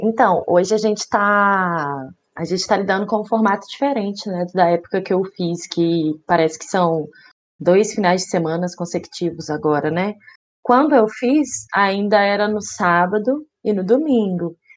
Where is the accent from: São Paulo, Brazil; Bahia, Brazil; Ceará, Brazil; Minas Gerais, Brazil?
Minas Gerais, Brazil; Belo Horizonte; Eu sou de Belo Horizonte